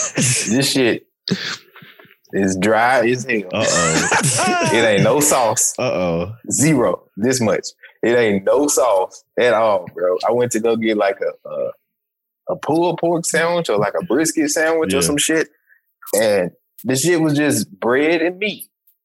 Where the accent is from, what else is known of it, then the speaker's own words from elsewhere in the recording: Memphis, Tennessee, United States; I'm coming from Memphis, Tennessee